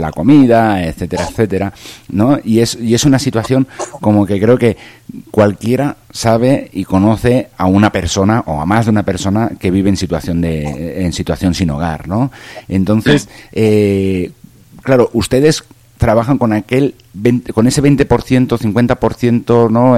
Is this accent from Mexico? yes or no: no; Valencia, Valencian Community, Spain; desde bien pequeño, pues eh, en la calle de mi casa, yo soy de, de Valencia, un poquito más al sur de, de Barcelona